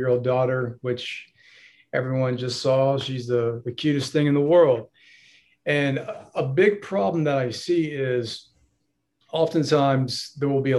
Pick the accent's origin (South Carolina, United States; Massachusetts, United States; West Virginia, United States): South Carolina, United States; Greenville; also born or lived in Charleston / Denver; I'm a lawyer in the Greenville area